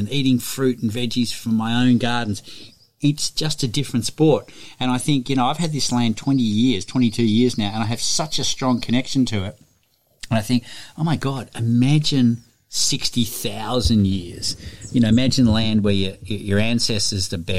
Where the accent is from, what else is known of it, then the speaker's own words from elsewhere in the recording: Melbourne, Victoria, Australia; moved away as an adult; now in Byron Bay, Australia; I grew up in the city. I grew up in Melbourne, and I knew from a young age that I was not going to stay in the city.